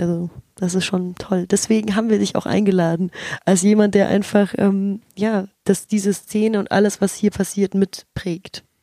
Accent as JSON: {"language": "German", "town": "Munich", "region": "Bavaria", "country": "Germany", "tie": "born or raised there", "said": "ich bin ja in München aufgewachsen"}